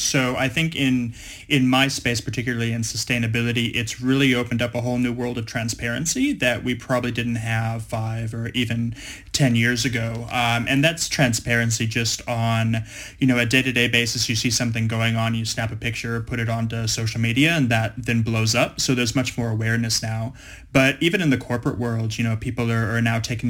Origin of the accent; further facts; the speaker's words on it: Los Angeles, California, United States; now in Melbourne, Australia; I'm I'm American. I'm from Los Angeles